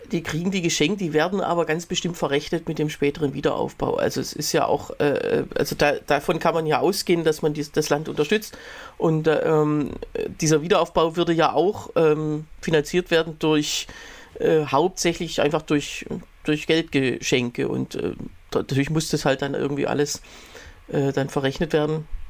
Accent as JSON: {"language": "German", "country": "Germany", "said": "bei uns in Deutschland"}